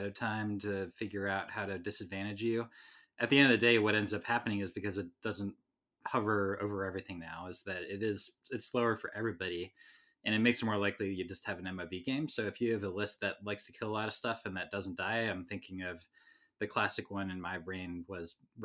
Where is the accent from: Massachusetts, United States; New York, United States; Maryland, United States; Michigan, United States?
Maryland, United States; Baltimore; now in Seattle, United States; I grew up in Baltimore